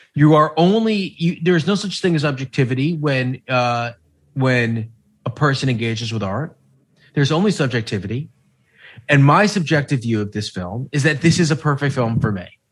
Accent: United States; as an American

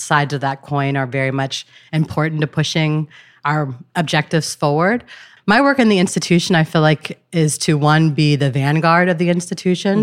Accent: Gardena, California, United States; I grew up in Los Angeles

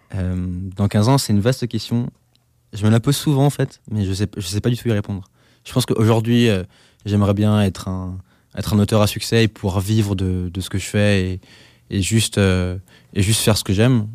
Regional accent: Alsace, Grand Est, France; moved away; Chez moi, en Alsace

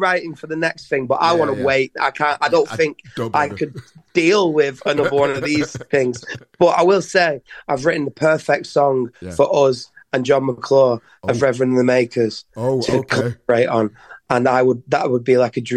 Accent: Leigh, North West England, United Kingdom; the town we're from, Lee

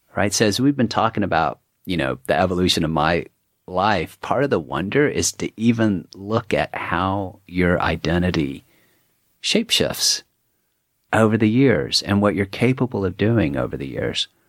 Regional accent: Dallas, Texas, United States; moved away as an adult; also born or lived in Woodstock, New York; being a Texan

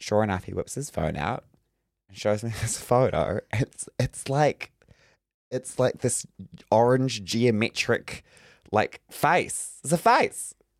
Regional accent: Northland, New Zealand; I'm from Northland.

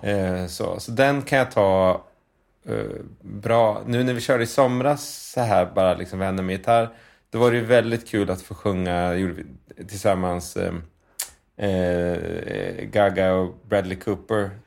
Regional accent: Linköping, Östergötland, Sweden; vi bodde i en liksom, förort till Linköping som heter Skäggetorp. Ett, så här, där växte jag upp mina första sex, sju år

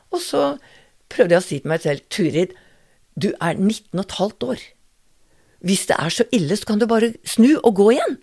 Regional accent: Oslo, Norway; jeg er født i Oslo. Mm. Bondegård i Oslo, med utedo. Ja. Og eh, til jeg var 16

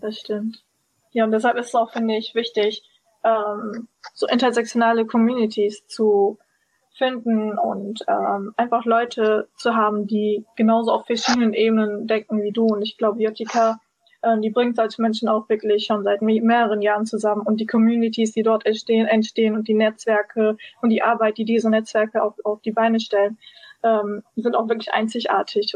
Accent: Berlin, Germany; aus Berlin und bin auch Berlinerin

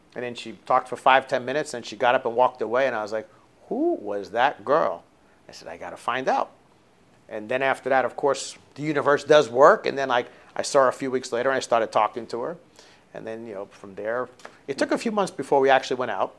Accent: South Florida, United States; growing up in South Florida was really great

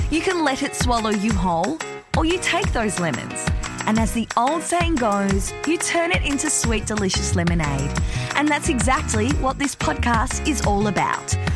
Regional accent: Tasmania, Australia; I grew up in Tasmania.

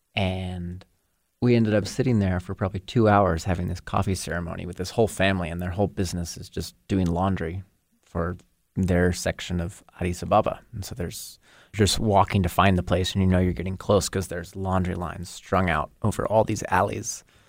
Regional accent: Hamilton, Montana, United States; I grew up in Hamilton, Montana, just a mere forty-five miles south of Missoula

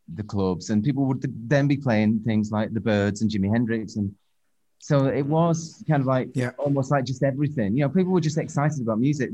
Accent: Northwich, North West England, United Kingdom; moved away; also born or lived in Manchester / London / Los Angeles; we all bought records from this one shop in my hometown, Northwich

